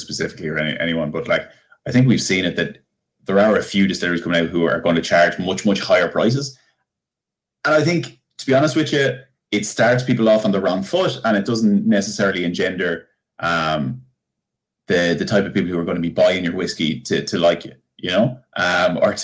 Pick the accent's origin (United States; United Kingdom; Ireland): Ireland; Bunclody, Leinster; I'm from Bunclody.